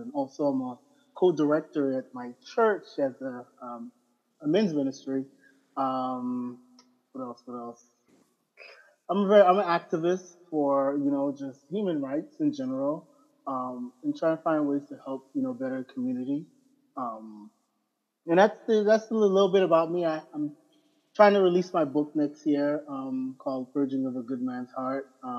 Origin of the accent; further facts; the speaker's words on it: Abaco, Bahamas; I'm originally from Abaco, Bahamas.